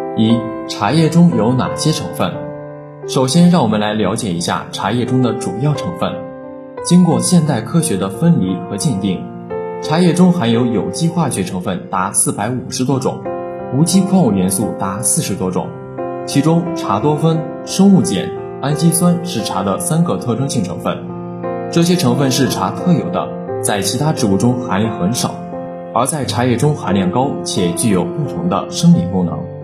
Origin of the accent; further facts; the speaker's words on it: China; 我们中国人